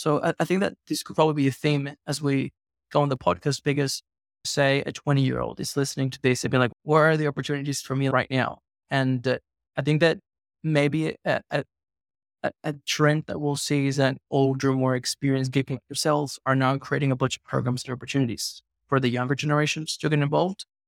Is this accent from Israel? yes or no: no; Venezuela; I'm from Venezuela.